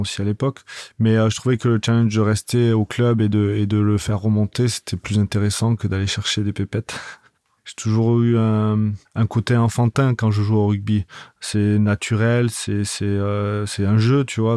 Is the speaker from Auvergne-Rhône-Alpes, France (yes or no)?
no; Toulouse, Occitania, France; je suis né à Toulouse